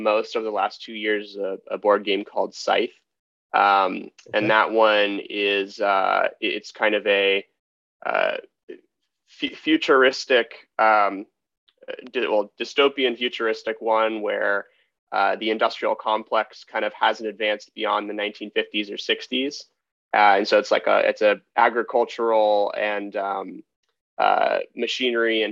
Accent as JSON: {"language": "English", "town": "San Mateo", "region": "California", "country": "United States", "tie": "born or raised there", "also_born_or_lived": "Highlands Ranch, Colorado / Berkeley, California", "said": "I grew up here in the Bay Area on the peninsula in a town called San Mateo. And I was there through all the way up to early high school."}